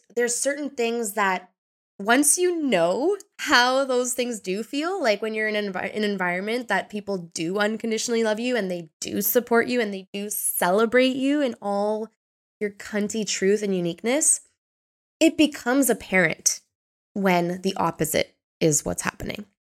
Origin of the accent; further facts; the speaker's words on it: Ontario, Canada; moved away as an adult; now in Portugal; I was born and raised in Canada